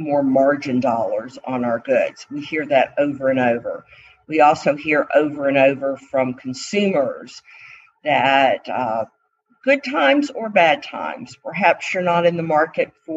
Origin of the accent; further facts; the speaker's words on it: Atlanta, Georgia, United States; I was from Atlanta